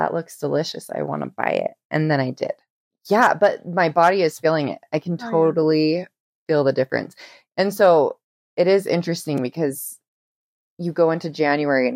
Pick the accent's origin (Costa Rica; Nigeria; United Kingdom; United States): Costa Rica; I'm from Costa Rica